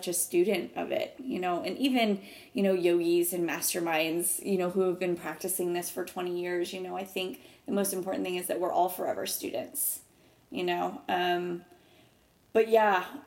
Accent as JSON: {"language": "English", "town": "Naples", "region": "Florida", "country": "United States", "tie": "born or raised there", "also_born_or_lived": "Jacksonville Beach, Florida", "moved": "as an adult", "lives_now": "Charleston, United States", "said": "I grew up in Florida. I'm a Florida gal. On the Gulf Coast in Naples, Florida"}